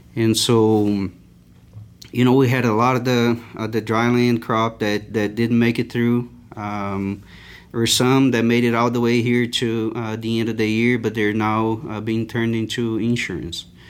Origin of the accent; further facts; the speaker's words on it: Itumbiara, Goiás, Brazil; English is a second language; moved away as an adult; also born or lived in São Paulo / Christchurch, New Zealand / Uberlândia, Minas Gerais / Cuiabá, Mato Grosso; now in Lubbock, United States; I moved, uh, to Itumbiara, uh, in the state of Goiás, which is a fairly a small little town